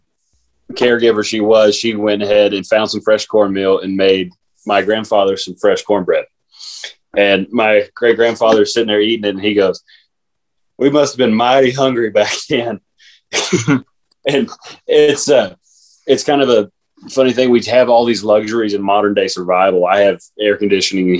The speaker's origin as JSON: {"language": "English", "region": "South Texas", "country": "United States", "moved": "yes", "lives_now": "Idaho, United States", "said": "I am from South Texas"}